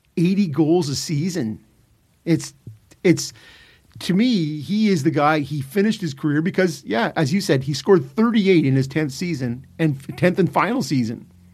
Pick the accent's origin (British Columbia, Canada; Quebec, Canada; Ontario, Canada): Ontario, Canada; Ottawa; Growing up in Ottawa